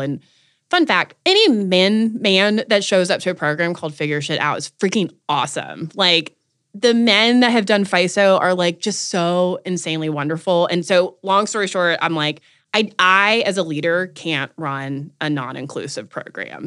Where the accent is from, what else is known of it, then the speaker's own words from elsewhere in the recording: North Carolina, United States; moved away; I wanted to come home. I'm from North Carolina